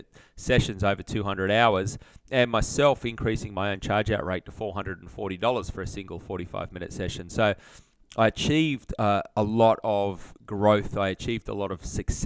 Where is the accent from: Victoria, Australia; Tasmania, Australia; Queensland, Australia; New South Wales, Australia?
New South Wales, Australia; Sydney; moved away as an adult; also born or lived in Brisbane; I grew up near Parramatta out in Sydney